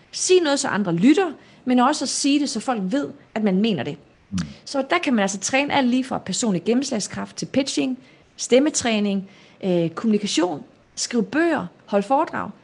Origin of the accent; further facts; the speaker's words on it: Denmark; moved away as an adult; also born or lived in Morocco / South Jutland / North Jutland; now in Palo Alto, United States; opvokset i Nordjylland og Sønderjylland